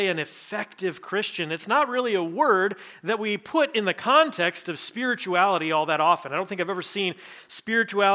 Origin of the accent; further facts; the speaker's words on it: Nebraska, United States; now in Iowa, United States; I grew up in Nebraska